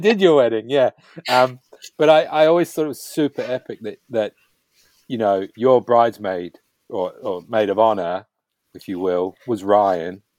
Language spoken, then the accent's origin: English; New Zealand; being a Kiwi, like myself